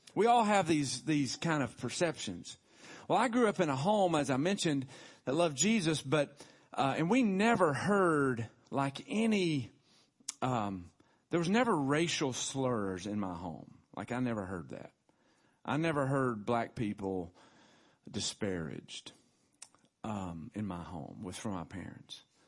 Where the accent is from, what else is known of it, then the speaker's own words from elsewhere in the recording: Tullahoma, Tennessee, United States; I was born in Tullahoma, Tennessee, Hardin Hospital, nineteen seventy-one.